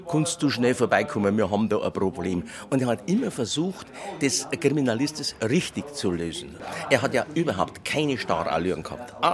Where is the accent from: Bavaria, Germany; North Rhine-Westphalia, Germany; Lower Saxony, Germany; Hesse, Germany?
Bavaria, Germany; Munich; born or raised there